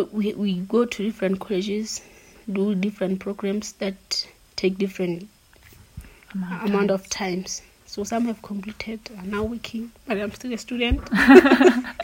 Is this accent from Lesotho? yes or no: yes; Butha-Buthe, Lesotho; I'm from Botabute, very rural